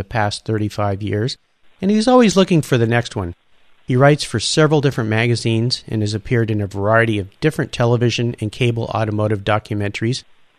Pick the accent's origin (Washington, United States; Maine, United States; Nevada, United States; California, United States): California, United States; La Jolla; my hometown of La Jolla, California.